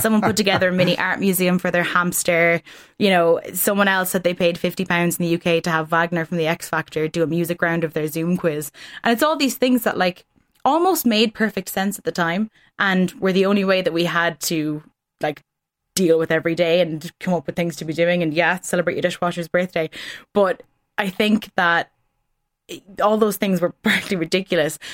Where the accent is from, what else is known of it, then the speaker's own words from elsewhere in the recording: Ireland; as Irish people